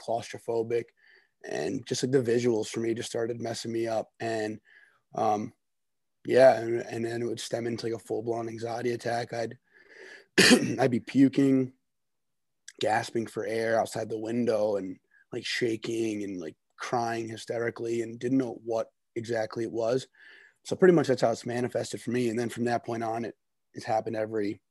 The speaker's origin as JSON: {"language": "English", "region": "New Jersey", "country": "United States", "also_born_or_lived": "Orono, Maine", "said": "I'm from New Jersey."}